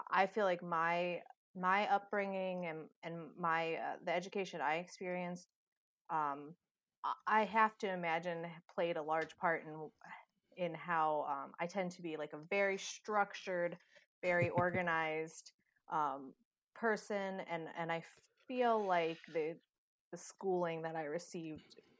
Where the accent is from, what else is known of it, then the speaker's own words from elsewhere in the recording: Cincinnati, Ohio, United States; my hometown is uh, a lot different than State College. I'm from a, large city, uh, just outside of you know the the the bustling area of, of downtown Cincinnati. Um, so living, you know, outside in the suburbs of, of Cincinnati